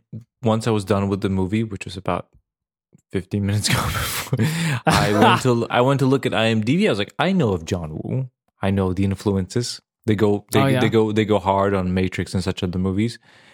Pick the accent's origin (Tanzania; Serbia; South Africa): Serbia; because it was when I grew up in Serbia back in the day, it was war times